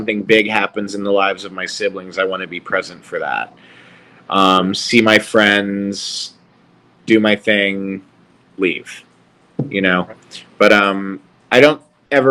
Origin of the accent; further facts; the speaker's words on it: Charleston, South Carolina, United States; moved away as an adult; it's my hometown